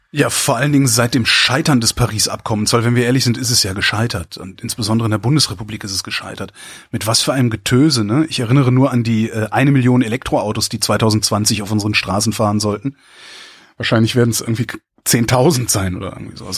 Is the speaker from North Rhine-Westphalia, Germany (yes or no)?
yes; Cologne, North Rhine-Westphalia, Germany; now in Berlin, Germany; ich als Kölner